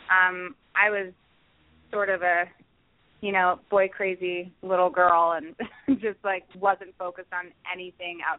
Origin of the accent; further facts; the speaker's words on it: Willingboro, New Jersey, United States; I did, yeah, in Willingboro, New Jersey. We're about 20 minutes outside of Philadelphia.